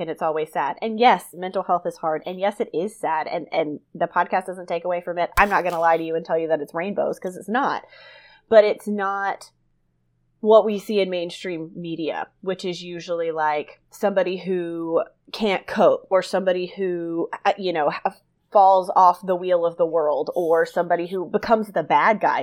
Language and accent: English; South Georgia, United States; I grew up in South Georgia